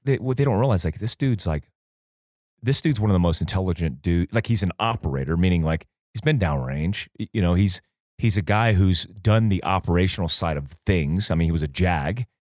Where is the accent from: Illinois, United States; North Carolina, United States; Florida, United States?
Florida, United States; Port Orange; also born or lived in Fort Ord, California; I grew up in Port Orange, in South Daytona